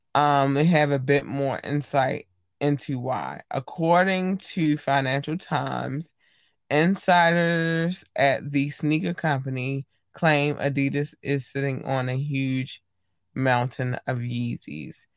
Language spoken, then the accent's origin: English; Baltimore, Maryland, United States; I'm from Maryland. I live in Baltimore. Well, I live in Baltimore County, but I'm from Baltimore City